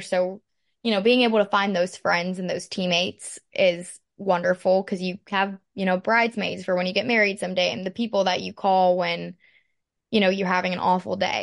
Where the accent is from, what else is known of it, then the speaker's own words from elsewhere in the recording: Pittsburgh, Pennsylvania, United States; moved away as an adult; now in Lexington, United States; I'm from Pittsburgh, Pennsylvania. I grew up dancing there